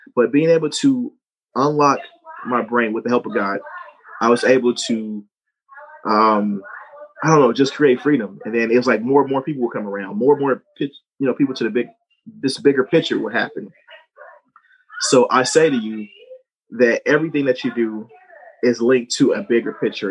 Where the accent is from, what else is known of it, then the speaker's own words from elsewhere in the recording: St. Louis, Missouri, United States; growing up, I'm from St. Louis, Missouri